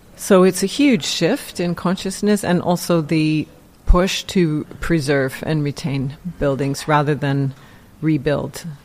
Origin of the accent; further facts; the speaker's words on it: Canada; now in United Kingdom; I'm Canadian, I'm not English, I don't have the connections or the network from being educated here